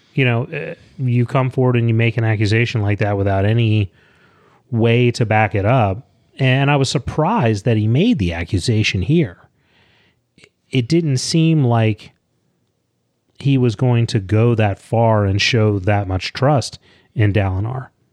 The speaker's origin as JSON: {"language": "English", "town": "Leonardtown", "region": "Maryland", "country": "United States", "tie": "born or raised there", "said": "Leonard Town, Maryland. What? It's where I grew up."}